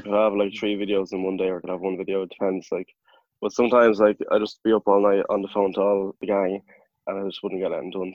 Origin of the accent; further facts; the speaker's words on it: Clare, Munster, Ireland; I'm from Clare